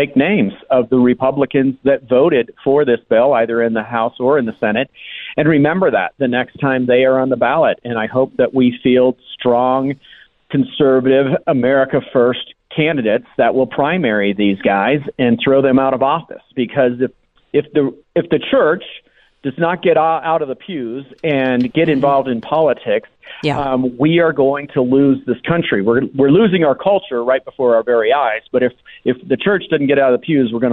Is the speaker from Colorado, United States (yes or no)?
yes; Colorado, United States; I come from Colorado